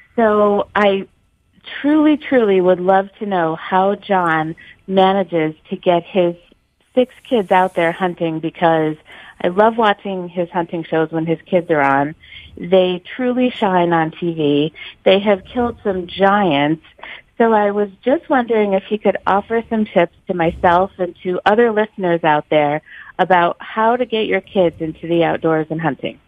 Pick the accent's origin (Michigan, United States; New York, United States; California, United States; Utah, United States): New York, United States; New York City; now in New Hampshire, United States; I'm originally from New York City